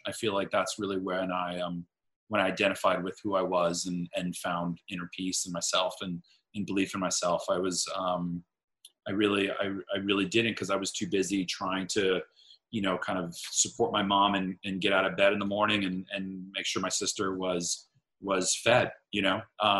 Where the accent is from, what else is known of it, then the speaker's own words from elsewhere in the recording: Miami, Florida, United States; I grew up in Miami, Florida, with a single mother who was a social worker.